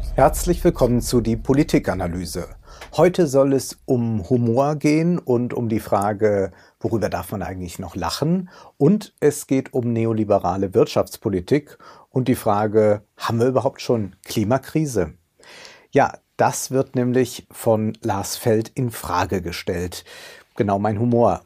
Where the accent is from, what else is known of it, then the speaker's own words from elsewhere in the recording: Rhineland, Germany; als Rheinländer